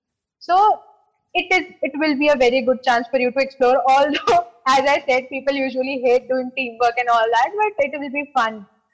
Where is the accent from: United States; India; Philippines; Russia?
India; North India; you know, I am from North, you are from South, right?